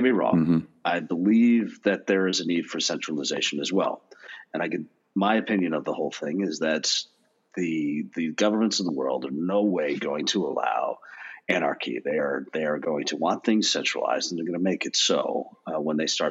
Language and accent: English; United States; being an American